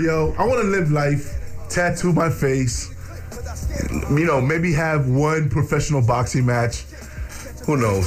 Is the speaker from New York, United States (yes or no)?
yes; New York City, New York, United States; also born or lived in Bronx; I was born and raised in the Heights, but I was living in the Bronx for ten years